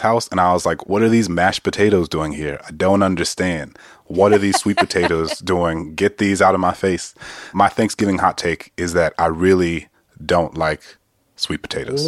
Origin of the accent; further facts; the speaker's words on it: New Orleans, Louisiana, United States; I grew up in New Orleans